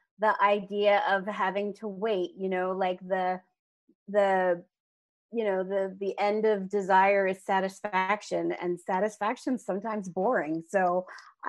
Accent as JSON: {"language": "English", "region": "New Jersey", "country": "United States", "said": "I'm from New Jersey"}